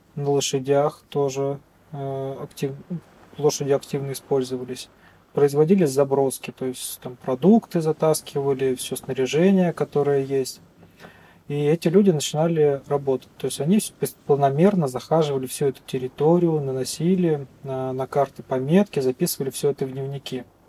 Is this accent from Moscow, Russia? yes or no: no; Saint Petersburg, Russia; moved away as an adult; now in Magadan Oblast, Russia; Да, я родился в Петербурге, там же обучался и теперь работаю здесь, в Магаданской области.